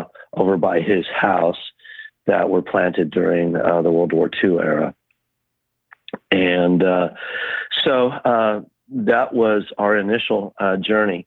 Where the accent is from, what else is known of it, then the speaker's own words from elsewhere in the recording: Oakville, California, United States; also born or lived in Berryessa; I grew up on the Oakville property and the Berryessa properties